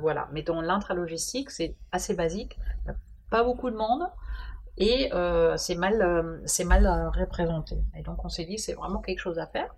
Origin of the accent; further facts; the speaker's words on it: Germany; French is a second language; moved away as an adult; also born or lived in Dijon, France; now in France; je suis d'origine allemande